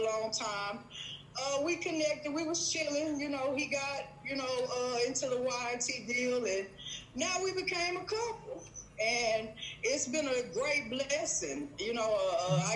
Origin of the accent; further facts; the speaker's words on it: Houston, Texas, United States; I'm from Texas, from Houston, Texas.